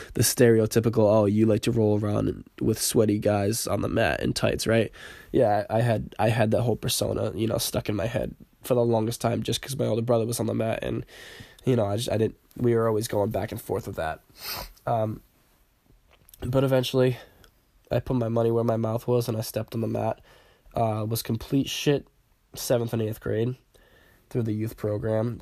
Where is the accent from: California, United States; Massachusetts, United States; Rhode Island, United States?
Rhode Island, United States; Warwick; now in North Kingstown, United States; I kinda grew up in the Warwick area